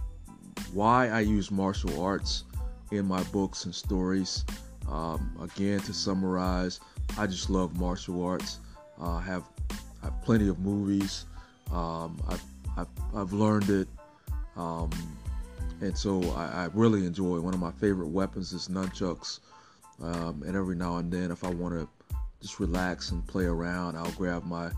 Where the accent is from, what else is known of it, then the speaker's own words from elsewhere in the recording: Augusta, Georgia, United States; Augusta, which is where I'm from